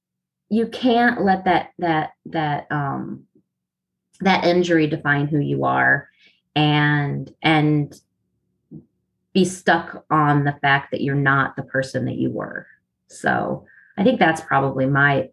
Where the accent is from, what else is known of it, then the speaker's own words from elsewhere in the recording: the North, United States; now in the South, United States; I live in the South and everybody gets on me because I'm supposed to be drinking sweet tea. But I'm originally from the North.